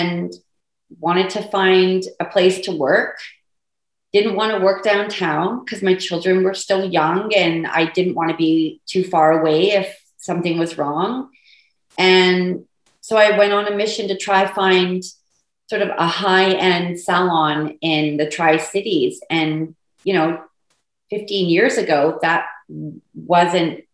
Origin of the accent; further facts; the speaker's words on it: United Kingdom; also born or lived in England; now in Port Moody, Canada; I'm British